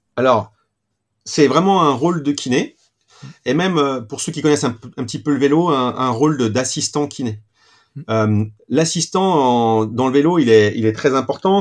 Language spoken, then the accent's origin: French; Saint-Étienne, Auvergne-Rhône-Alpes, France; pur stéphanois, comme certains le, le, savent déjà. Donc, j'ai fait euh, ma scolarité à Saint-Étienne